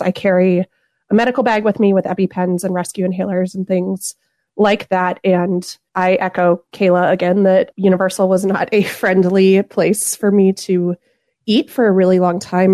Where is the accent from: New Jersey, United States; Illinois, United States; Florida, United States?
Florida, United States; Southeast; now in St. Louis, Missouri, United States; I'm originally from Southeast Florida